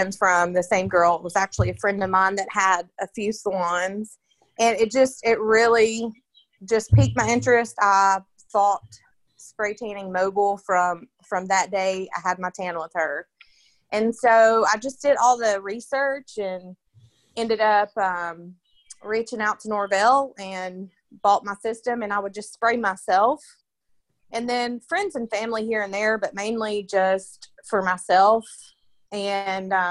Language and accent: English; Nashville, Tennessee, United States; I'm born and raised in Nashville, Tennessee.